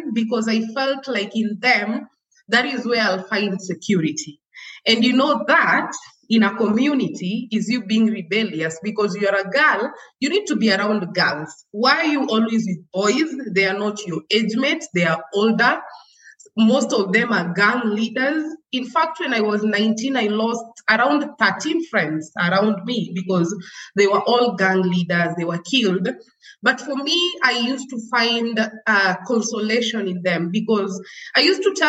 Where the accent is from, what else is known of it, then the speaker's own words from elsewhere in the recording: Nairobi, Kenya; also born or lived in Kajiado, Kenya; I was born and raised in Kibra. It's, you know, it's the largest slum